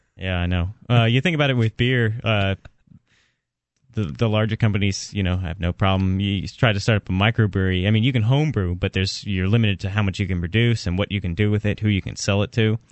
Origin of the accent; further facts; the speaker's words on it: Florida, United States; moved away; I'm from Florida